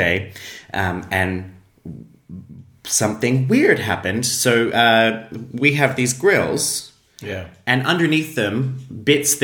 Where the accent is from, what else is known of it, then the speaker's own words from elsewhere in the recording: Australia; now in Iceland; as an Australian